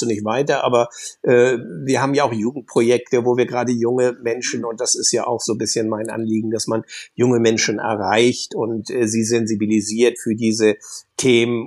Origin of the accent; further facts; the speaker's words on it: Germany; ich bin an der Nordsee groß geworden, überwiegend